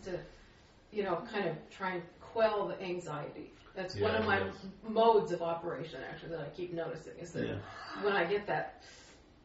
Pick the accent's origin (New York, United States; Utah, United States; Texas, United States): Utah, United States; I was born in Utah and I live here